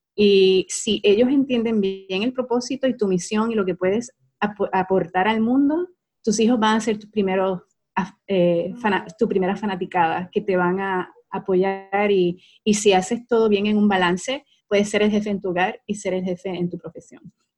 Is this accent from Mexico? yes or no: no; Puerto Rico; moved away as an adult; also born or lived in Utah, United States; now in Dallas, United States; una muchacha común, nacida y criada en Puerto Rico